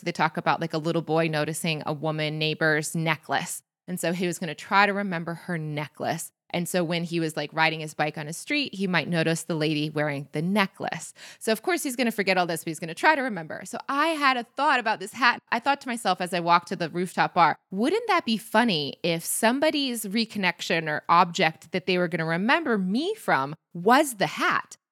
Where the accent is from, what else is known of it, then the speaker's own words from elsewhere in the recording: Michigan, United States; moved away; I'm from Michigan. Like that is not from my childhood in the 90s